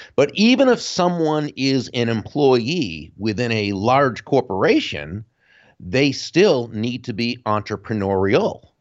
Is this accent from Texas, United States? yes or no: no; Jupiter, Florida, United States; my hometown of Jupiter, Florida